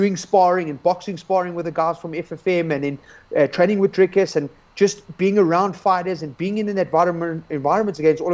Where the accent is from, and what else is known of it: South Africa